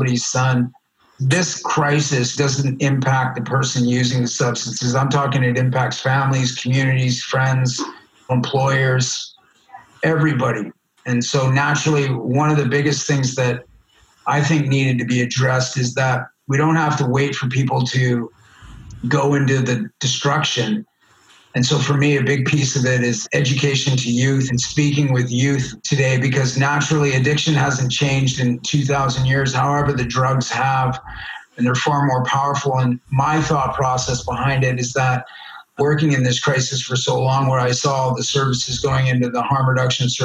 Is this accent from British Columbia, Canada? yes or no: yes; Richmond, British Columbia, Canada; also born or lived in Vancouver; I grew up in Richmond. And how did I wind up in the downtown East Side of Vancouver?